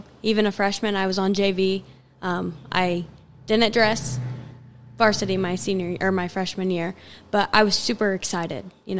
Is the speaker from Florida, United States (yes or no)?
no; Gas City, Indiana, United States; also born or lived in Kalamazoo, Michigan; I grew up here in Gas City.